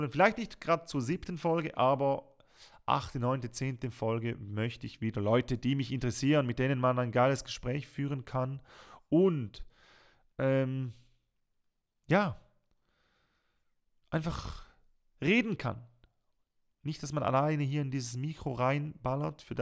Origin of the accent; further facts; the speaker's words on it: Switzerland; Und das kennt man einfach als Schweizer, es tut mir leid, man kennt das nicht.